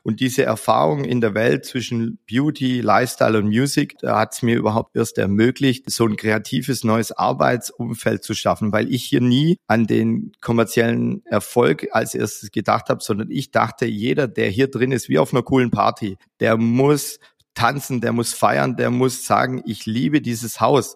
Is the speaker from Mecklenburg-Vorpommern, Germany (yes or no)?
no; Stuttgart, Baden-Württemberg, Germany; in unserer Heimat in Stuttgart, wie man an meinem Dialekt ja hören kann